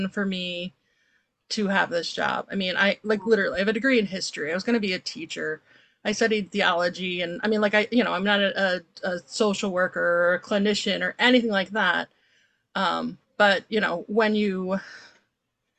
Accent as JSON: {"language": "English", "region": "Maryland", "country": "United States", "tie": "born or raised there", "moved": "yes", "lives_now": "Chicago, United States", "said": "We lived in Maryland"}